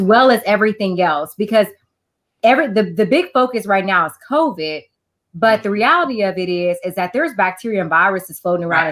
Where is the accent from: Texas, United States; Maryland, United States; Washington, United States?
Texas, United States; Houston; moved away as an adult; now in Beaumont, United States; So I am originally from Houston